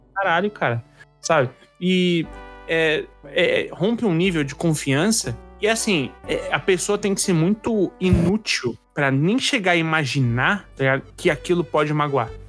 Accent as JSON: {"language": "Portuguese", "region": "São Paulo", "country": "Brazil", "said": "como paulista"}